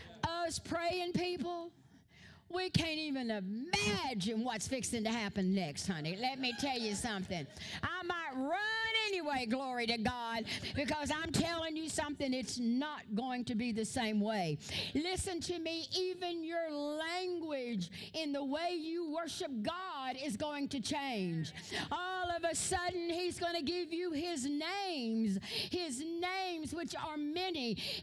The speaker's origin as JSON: {"language": "English", "region": "Louisiana", "country": "United States", "said": "I'm Cajun. I go, whoa, whoa. I talk with all this stuff."}